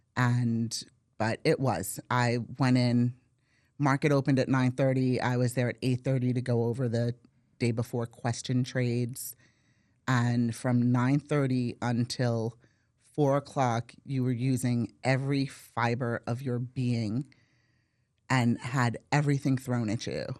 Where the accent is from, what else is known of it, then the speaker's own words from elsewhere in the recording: Brooklyn, New York, United States; moved away as an adult; now in Valrico, United States; born and raised in Brooklyn